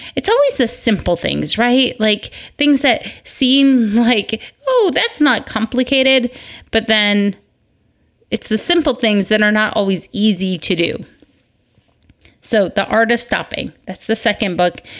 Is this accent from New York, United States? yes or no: no; Michigan, United States; moved away; I grew up in Michigan